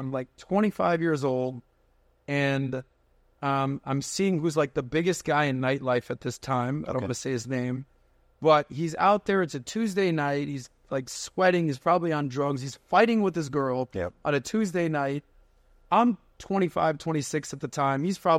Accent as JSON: {"language": "English", "region": "Ohio", "country": "United States", "said": "Like, I'm from Ohio, right? I'm from Ohio."}